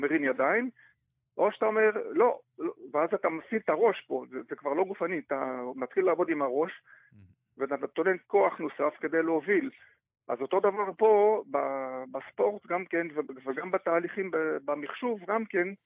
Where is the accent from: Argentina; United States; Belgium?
Belgium; Hebrew is a second language; moved away as an adult; now in Israel; עולה חדש מ-, מבלגיה, עליתי לארץ